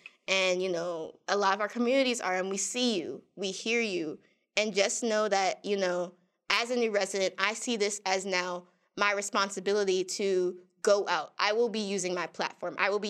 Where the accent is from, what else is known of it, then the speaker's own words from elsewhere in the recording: New York, United States; also born or lived in Maryland; I come from New York and Maryland, which are, at least in the areas I was in, very progressive.